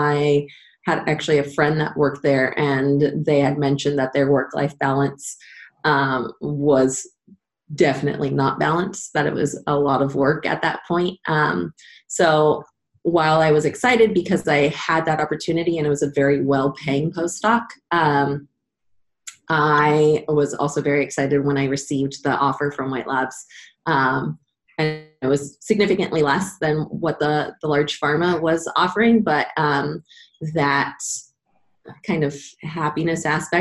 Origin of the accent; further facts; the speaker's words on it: San Diego, California, United States; I was born and raised in San Diego